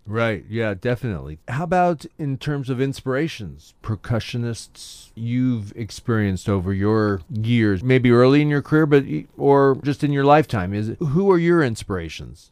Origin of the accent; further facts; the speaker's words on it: Orange, California, United States; I grew up in Orange